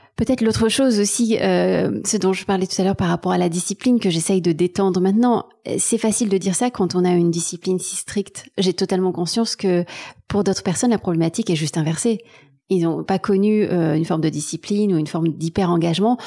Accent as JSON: {"language": "French", "town": "Marseille", "region": "Provence-Alpes-Côte d'Azur", "country": "France", "tie": "born or raised there", "also_born_or_lived": "Taiwan / Berlin, Germany", "moved": "yes", "lives_now": "Paris, France", "said": "j'ai grandi à Marseille, pas dans la Pinède, pas loin de, pas loin de la mer"}